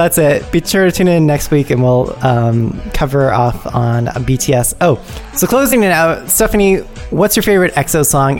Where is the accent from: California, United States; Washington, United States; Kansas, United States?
California, United States; San Jose; we're from San Jose.